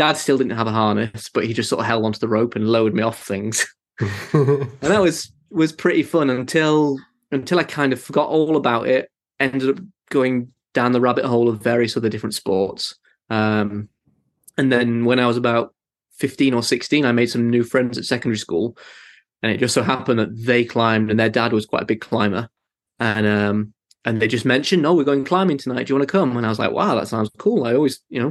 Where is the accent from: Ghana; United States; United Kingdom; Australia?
United Kingdom; Matlock, East Midlands; moved away as an adult; also born or lived in Manchester / Innsbruck / south of France; now in France; I grew up in Matlock. My folks are from there.